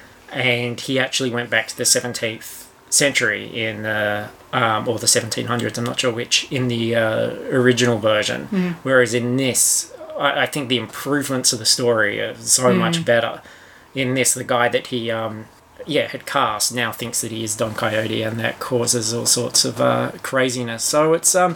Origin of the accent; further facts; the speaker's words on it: Australia; accent: coarse Australian; my coarse Australian accent